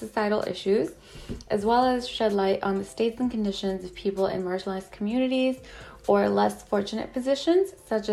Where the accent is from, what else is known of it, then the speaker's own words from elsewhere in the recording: Ontario, Canada; I'm from Canada